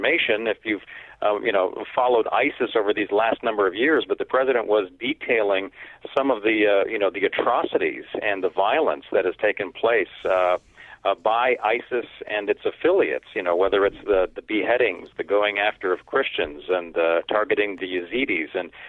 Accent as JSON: {"language": "English", "town": "Seattle", "region": "Washington", "country": "United States", "tie": "born or raised there", "moved": "yes", "lives_now": "Washington, D.C., United States", "said": "I grew up in Seattle. That's my hometown"}